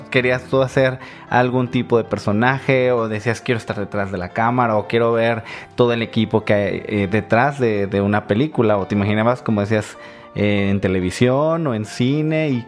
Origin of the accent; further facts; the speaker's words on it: Agua Prieta, Sonora, Mexico; yo crecí en el norte, yo, yo, crecí en Agua Prieta, nací en Los Noches y crecí en Agua Prieta